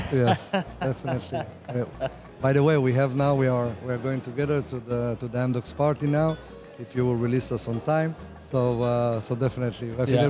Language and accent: English; Israel